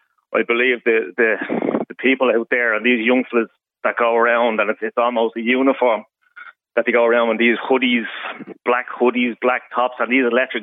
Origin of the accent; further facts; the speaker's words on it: Dublin, Leinster, Ireland; I'm originally from Finglas